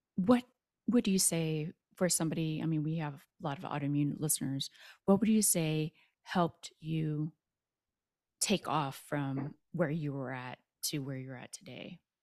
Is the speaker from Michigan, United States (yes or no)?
no; Texas, United States; I'm from Texas